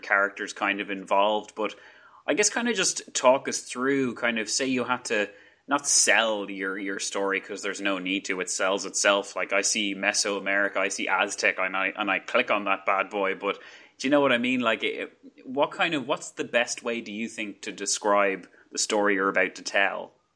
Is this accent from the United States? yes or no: no; Ireland; accent: Irish; my very strong Irish accent